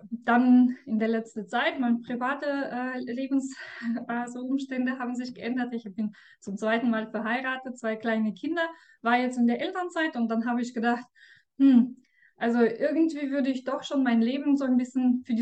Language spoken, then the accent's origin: German; Russia; Ja, ich komme aus Russland.